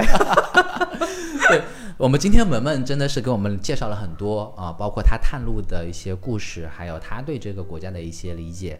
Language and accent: Chinese; China; 我们中国人出去哦